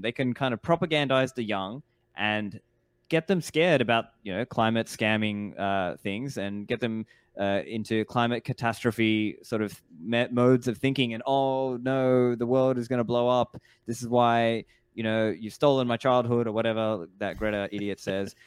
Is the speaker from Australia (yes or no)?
yes; Australia; now in Dubai, United Arab Emirates; I grew up in Australia, I now live in Dubai